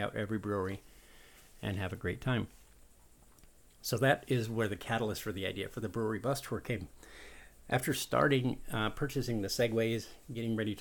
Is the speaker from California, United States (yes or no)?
yes; San Diego, California, United States; also born or lived in Daytona; now in Daytona Beach, United States; I grew up in San Diego, a tourist town